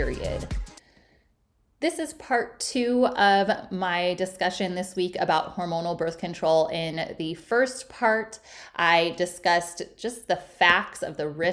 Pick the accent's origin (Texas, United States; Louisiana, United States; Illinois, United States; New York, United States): Illinois, United States; moved away as an adult; also born or lived in Milwaukee / San Diego / South Carolina; I'm originally from Illinois.